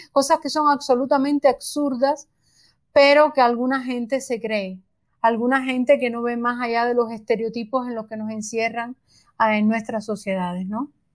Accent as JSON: {"language": "Spanish", "country": "Cuba", "said": "Nosotros, por ejemplo, en Cuba vivimos"}